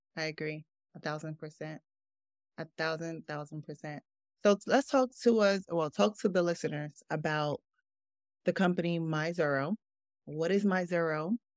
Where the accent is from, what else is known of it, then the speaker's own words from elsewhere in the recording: Newark, New Jersey, United States; also born or lived in Brooklyn, New York; I grew up in Newark. I grew up in Brooklyn first, then moved to Newark.